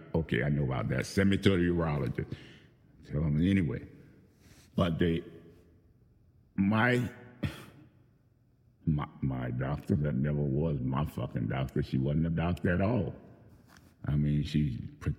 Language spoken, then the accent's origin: English; New Orleans, Louisiana, United States; moved away as an adult; Desire Project was new, built just the year I was born, or finished actually. And it was 6 months later that I moved into my family moved into the apartments. And I stayed there actually until the year after I graduated from high school. Graduated in 74 from Carver Senior High